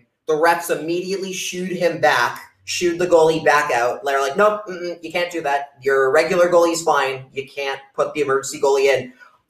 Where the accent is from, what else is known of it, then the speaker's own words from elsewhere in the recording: Canada; now in United States; None. I'm Canadian. Why do I care?